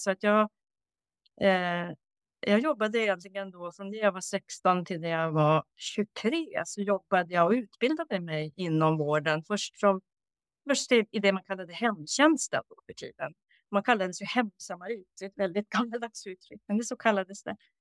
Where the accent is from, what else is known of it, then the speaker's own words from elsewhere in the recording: Norrbotten County, Sweden; moved away as an adult; also born or lived in Uppsala / Stockholm; jag då flyttade från Norrbotten där jag är uppvuxen